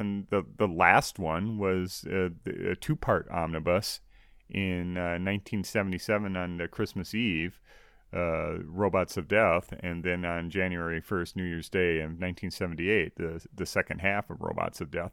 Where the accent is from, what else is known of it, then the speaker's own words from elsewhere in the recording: United States; growing up in the States